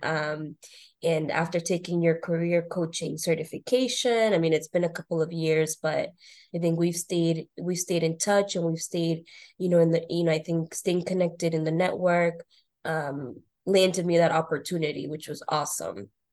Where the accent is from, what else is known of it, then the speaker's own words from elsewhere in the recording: North Shore, Boston area, Massachusetts, United States; I grew up in the North Shore, Boston area went to school here, high school.